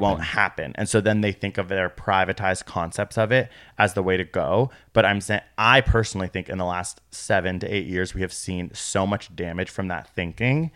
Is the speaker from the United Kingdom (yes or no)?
no; Canada; We're from Canada.